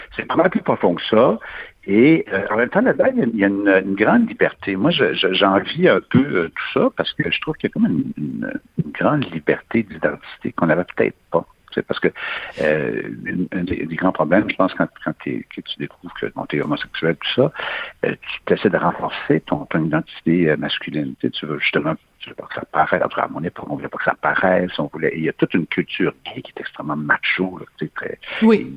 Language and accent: French; Quebec, Canada